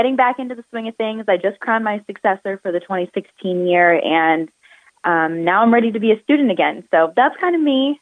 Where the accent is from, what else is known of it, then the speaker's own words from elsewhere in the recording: Phoenix, Arizona, United States; I come from Phoenix, Arizona